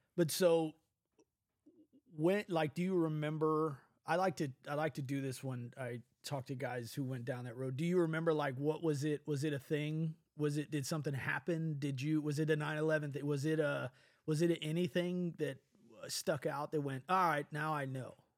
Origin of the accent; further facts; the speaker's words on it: Midwest, United States; accent: Midwest; we have a dialect here in the Midwest